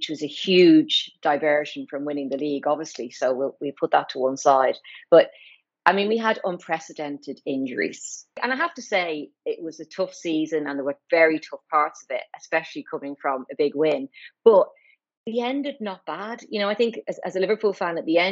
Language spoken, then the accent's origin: English; Ireland; moved away as an adult; also born or lived in Newcastle upon Tyne; now in London, United Kingdom; I'm Irish, obviously.